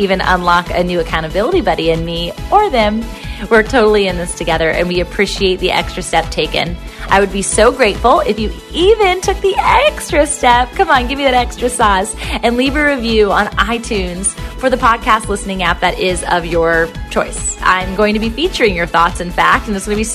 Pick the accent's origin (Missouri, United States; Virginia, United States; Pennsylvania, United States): Virginia, United States; Virginia Beach; Virginia Beach, Virginia, and that's my hometown